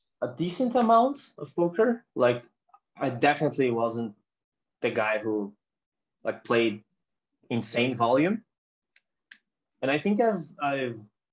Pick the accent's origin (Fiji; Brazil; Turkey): Brazil; mine and other Brazilian players